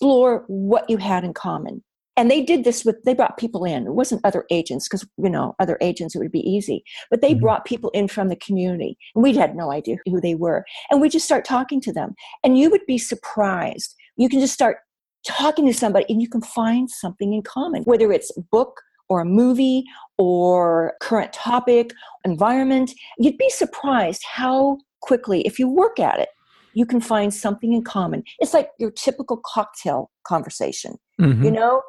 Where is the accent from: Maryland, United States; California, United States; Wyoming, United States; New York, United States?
Wyoming, United States; moved away as an adult; I told them all about growing up in Wyoming